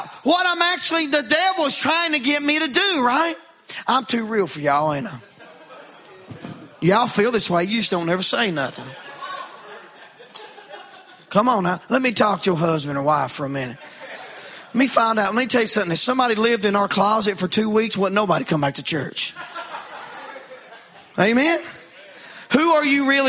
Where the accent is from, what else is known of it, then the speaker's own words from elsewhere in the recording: United States; I grew up in Wallens Creek